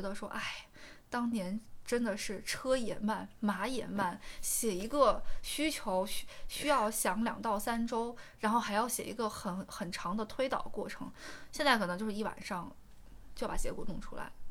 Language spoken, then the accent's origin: Chinese; Xi'an, Shaanxi, China; moved away; 我老家西安的